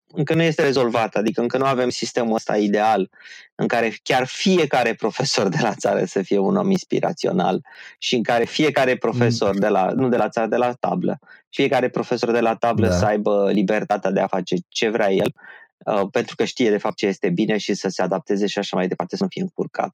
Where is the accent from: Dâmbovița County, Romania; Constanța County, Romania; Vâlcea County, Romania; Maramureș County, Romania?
Vâlcea County, Romania; Râmnicu Vâlcea; la Râmnicu Vâlcea, de unde sunt eu